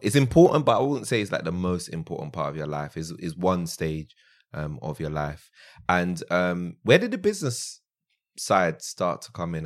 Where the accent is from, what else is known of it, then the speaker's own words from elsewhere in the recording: London, United Kingdom; also born or lived in France; I was born in France and, um, yeah, I pretty much grew up in South London.